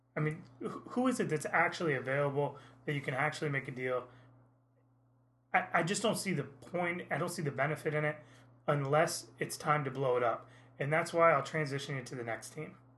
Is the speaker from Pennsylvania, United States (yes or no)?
no; Indiana, United States; now in Naples, United States; I grew up in Indiana where IU basketball is much the same way